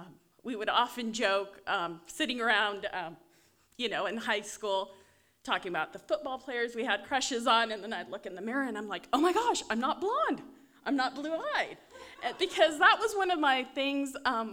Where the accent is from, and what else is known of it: Issaquah, Washington, United States; born or raised there; also born or lived in Vancouver, Canada